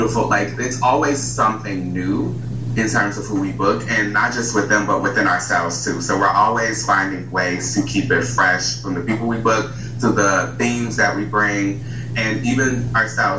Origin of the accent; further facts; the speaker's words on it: Chicago, Illinois, United States; moved away; also born or lived in Indiana; I'm from Chicago, so I originated here, but I did move from Indiana to here, but like my birth origin place is definitely Chicago.